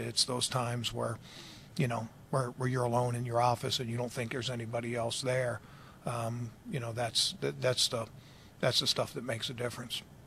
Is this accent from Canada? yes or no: no; Baltimore, Maryland, United States; moved away; I grew up in Baltimore